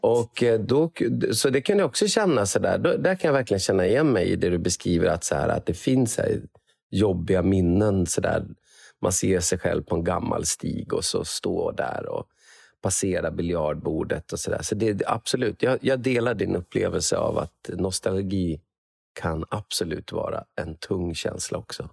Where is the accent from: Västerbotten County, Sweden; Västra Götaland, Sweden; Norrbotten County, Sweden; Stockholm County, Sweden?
Västerbotten County, Sweden; Umeå; moved away as an adult; also born or lived in Gothenburg; now in Karlstad, Sweden; jag är uppvuxen på Karlshöjd, eh, så, det är, så det är väldigt nära Sofiehem